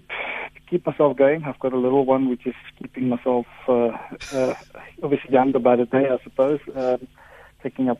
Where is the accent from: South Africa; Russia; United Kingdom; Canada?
South Africa; Cape Town, Western Cape; Ravensmead, where I come from